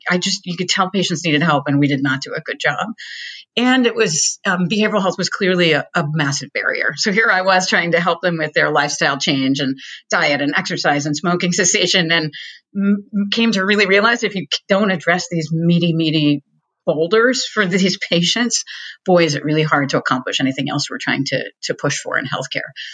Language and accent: English; Boston, Massachusetts, United States; I'm from Boston.